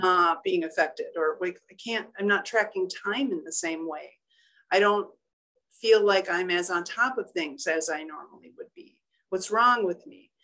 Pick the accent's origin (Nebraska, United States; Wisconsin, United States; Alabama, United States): Wisconsin, United States; Union Grove; I'm originally from Union Grove, Wisconsin, where my family, a lot of my family still live